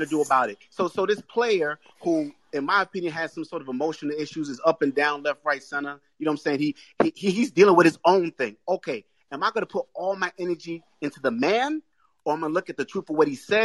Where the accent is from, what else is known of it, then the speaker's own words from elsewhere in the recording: Boston, Massachusetts, United States; I'm from Boston.